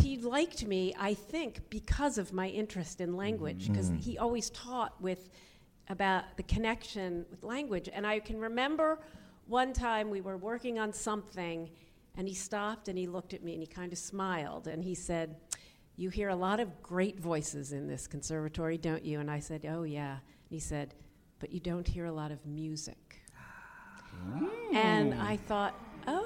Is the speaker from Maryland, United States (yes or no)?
yes; Washington D.C. suburb, Maryland, United States; moved away; also born or lived in New York; I grew up in a Washington D.C. suburb